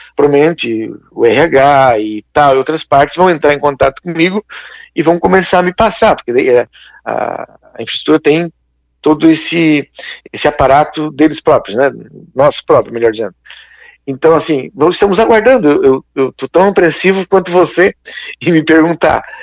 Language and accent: Portuguese; Criciúma, Santa Catarina, Brazil; eu sou aqui de Criciúma, né, a gente é, é mais local